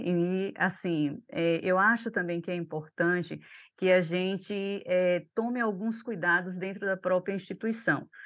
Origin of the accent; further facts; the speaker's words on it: Brazil; Nós, enquanto brasileiros